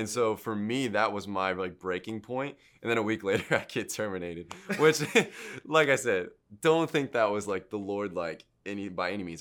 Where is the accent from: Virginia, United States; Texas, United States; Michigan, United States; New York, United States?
Michigan, United States; Midland; moved away as an adult; now in Houston, United States; I was born there and then raised there until I was, uh, I think I moved here when I was nineteen